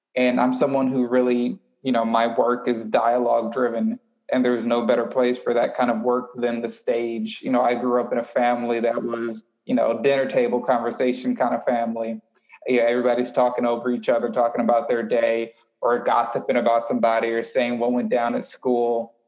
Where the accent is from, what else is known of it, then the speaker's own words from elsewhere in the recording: Houston, Texas, United States; growing up in Houston, Texas, listening to 90, 97.9 and 102.1.